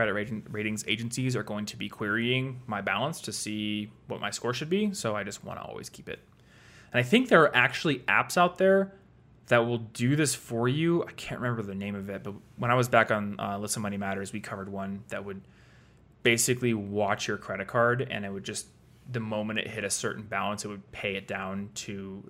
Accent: Iowa, United States; Luckily, I was in Iowa, where my bank is, because I'm from Iowa, so I was able to drive to my bank, have them print me out a check.

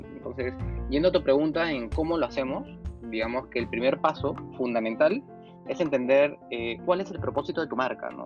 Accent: Piura, Peru; yo también soy de Piura

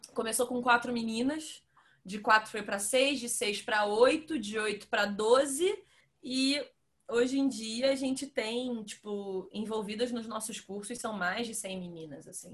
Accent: Rio de Janeiro, Brazil; moved away as an adult; now in São Paulo, Brazil; eu sou do Rio

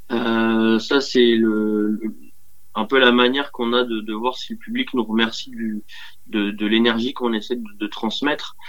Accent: Dinard, Brittany, France; also born or lived in Dinan; je suis né à Dinard. Euh, je suis dinardais de cœur. Euh, mais j'ai été adopté très vite par Dinan

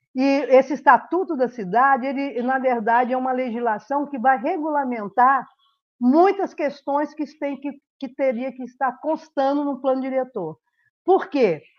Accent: Rio de Janeiro, Brazil; moved away as an adult; now in Uberlândia, Brazil; nasci no Rio de Janeiro, moro em Uberlândia há 30 e poucos anos

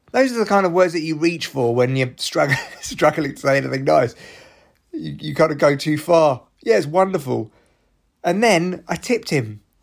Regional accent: United Kingdom; I'm too British

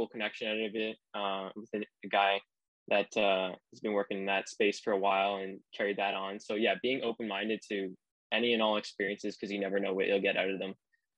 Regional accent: Ancaster, Ontario, Canada; I'm from Ancaster, Ontario.

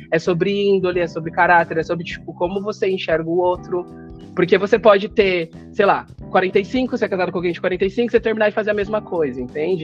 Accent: São Paulo, Brazil; eu sou daqui de São Paulo, Zona Sul

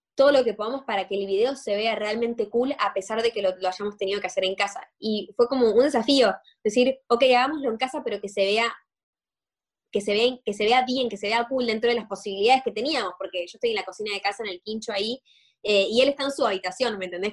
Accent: Argentina; siendo los dos argentinos

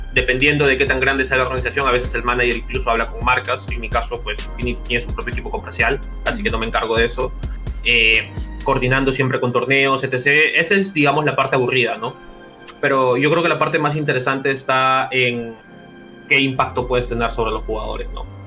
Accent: Peru

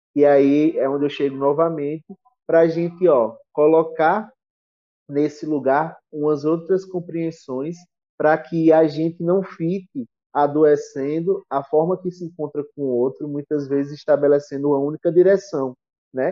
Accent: Brazil; Como sertanejo que sou, né? Do interior

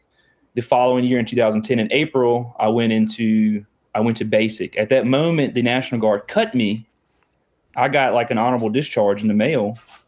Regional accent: Halifax, Virginia, United States; I'm from Halifax, Virginia. It's the southern part of Virginia. It's right in the middle. It's on the border of North Carolina.

